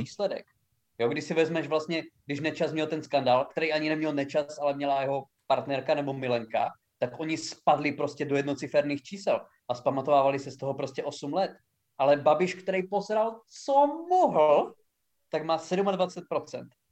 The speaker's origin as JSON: {"language": "Czech", "area": "Haná", "region": "Olomouc Region", "country": "Czechia", "said": "u nás doma na Hané"}